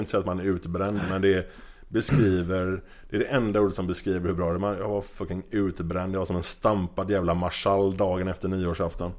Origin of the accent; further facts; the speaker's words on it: Gothenburg, Västra Götaland, Sweden; moved away as an adult; also born or lived in Amsterdam / Norway; jag är från Göteborg från början. Eh, har bott i Göteborg typ halva mitt liv